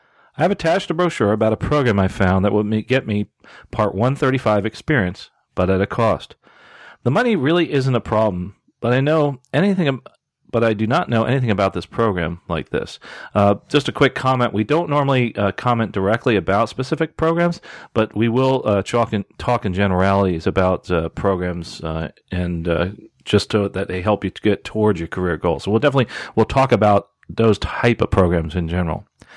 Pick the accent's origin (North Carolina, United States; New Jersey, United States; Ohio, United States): North Carolina, United States; Charlotte; live in my hometown of Charlotte, North Carolina.